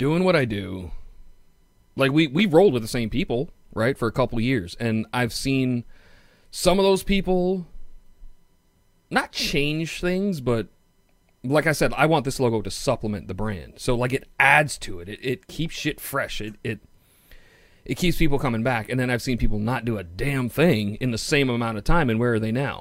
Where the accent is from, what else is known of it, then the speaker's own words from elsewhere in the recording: New York City, New York, United States; accent: Queens; my Queens accent